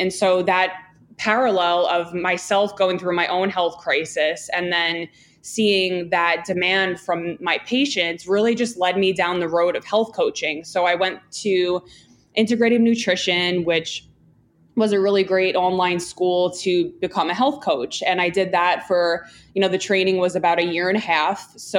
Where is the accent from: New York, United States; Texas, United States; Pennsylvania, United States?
New York, United States; Long Island; I grew up in Long Island. My dad had a pharmacy and I worked with him for, you know, about 10 years.